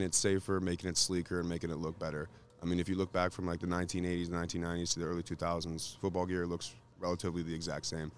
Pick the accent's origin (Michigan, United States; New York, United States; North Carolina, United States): Michigan, United States; we're from Michigan